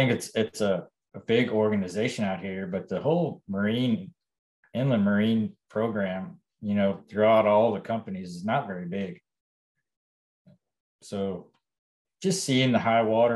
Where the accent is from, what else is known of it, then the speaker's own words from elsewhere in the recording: Alaska, United States; moved away as an adult; Growing up in Alaska